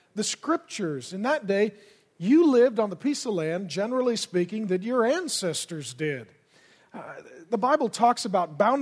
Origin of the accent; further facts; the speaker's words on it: Grand Forks, North Dakota, United States; I was born in Grand Forks, North Dakota.